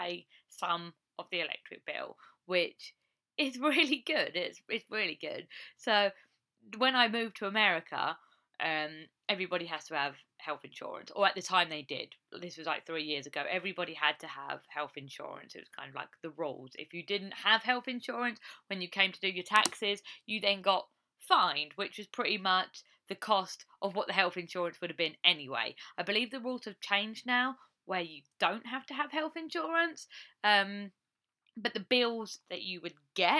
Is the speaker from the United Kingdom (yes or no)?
yes; England, United Kingdom; moved away as an adult; now in United States; I come from England, as I've said, and you can probably tell by my voice